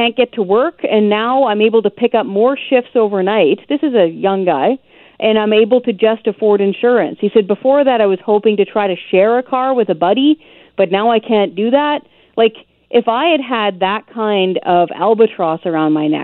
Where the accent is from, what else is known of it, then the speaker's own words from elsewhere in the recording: British Columbia, Canada; moved away as an adult; also born or lived in Ontario / Nova Scotia; I was born and raised in British Columbia, first got my driver's license here